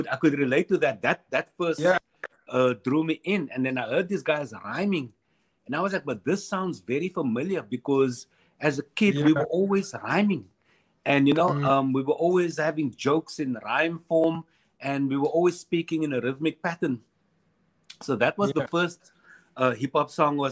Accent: Cape Town, Western Cape, South Africa; We would then move to Mitchell's Plain. And as a kid growing up in Mitchell's Plain and a typical kid on the Cape Flats

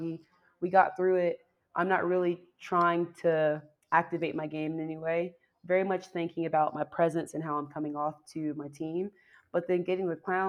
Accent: Georgia, United States; moved away; also born or lived in Seattle / Washington, District of Columbia, United States; I'm from Georgia, so I'm used to like swampland. I'm used to humid air

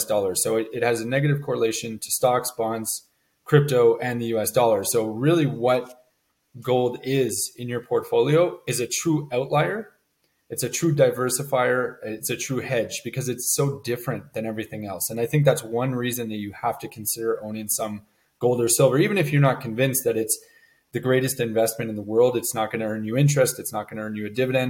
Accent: Montreal, Quebec, Canada; moved away as an adult; now in Cayman Islands; I was born and raised in Montreal, Canada, so cold winters and all

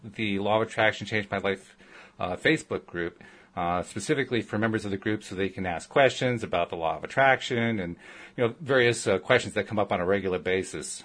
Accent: upstate New York, United States; moved away; also born or lived in Connecticut / Virginia; I grew up in upstate New York

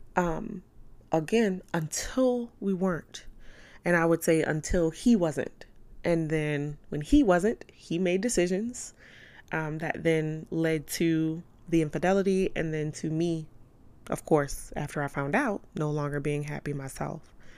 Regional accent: New Orleans, Louisiana, United States; I'm from New Orleans. I'm real, I'm real five oh four. I'm real uptown

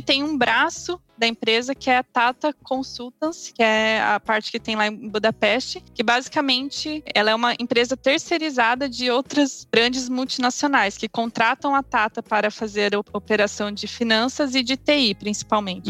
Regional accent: Paraná, Brazil; moved away as an adult; also born or lived in Hungary / London, United Kingdom; now in Germany; eu sou natural do Paraná

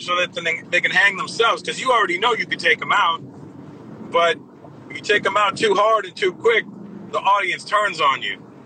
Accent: Brampton, Ontario, Canada; growing up uh, in in Canada in Toronto, Brampton, my hometown specifically

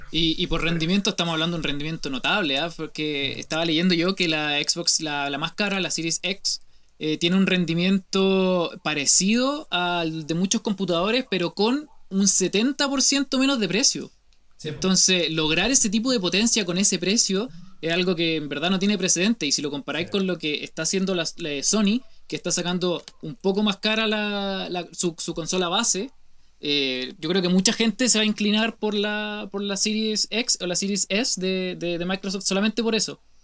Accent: Chile

